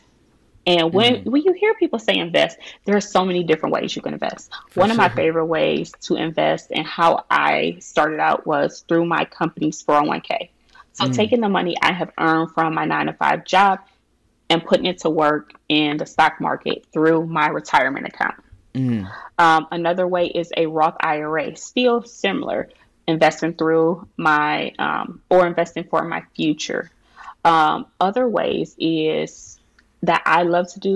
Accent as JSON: {"language": "English", "town": "Cleveland", "region": "Ohio", "country": "United States", "tie": "born or raised there", "said": "My family, we are from Cleveland, Ohio. We didn't have much. Everybody surrounding me growing up was from public assistance"}